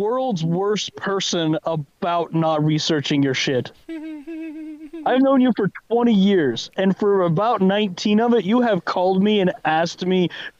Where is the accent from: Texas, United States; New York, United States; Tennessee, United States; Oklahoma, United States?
Texas, United States; Brownwood; born or raised there